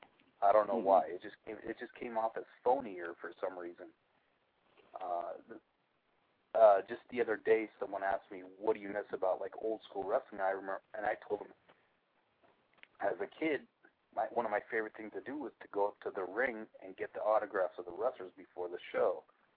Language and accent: English; Portland, Oregon, United States; When I was a kid, I grew up on Portland wrestling on Don Owen.